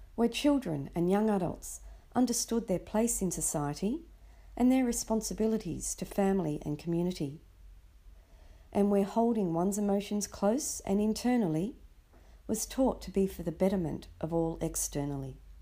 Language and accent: English; Sydney, New South Wales, Australia; I was born and raised in Sydney, Australia